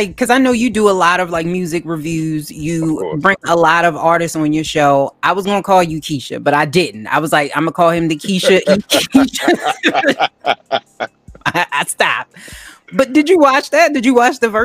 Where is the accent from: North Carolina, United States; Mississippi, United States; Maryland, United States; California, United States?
Maryland, United States; Baltimore; because I'm from Baltimore.